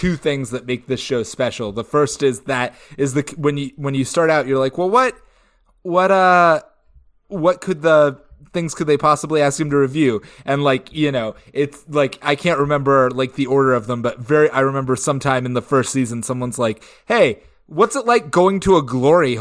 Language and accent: English; Georgia, United States; moved away; my hometown